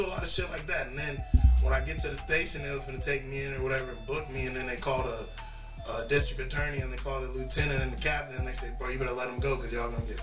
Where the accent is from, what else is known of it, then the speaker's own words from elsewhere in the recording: Florida Keys, United States; also born or lived in Miami, Florida / Orlando, Florida / Fort Myers, Florida / Marathon, Florida; I was born in Miami, moved from Overtown and shit down to the Keys and 98, like 6 years old, yeah, 98, and pretty much I've been down there ever since.